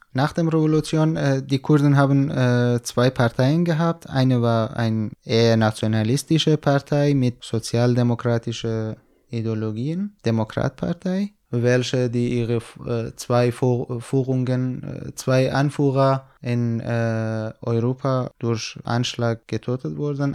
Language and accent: German; Iranian Kurdistan, Iran; German is a second language; moved away as an adult; now in Germany; ich komme aus dem Iran, aus kurdischen Gebieten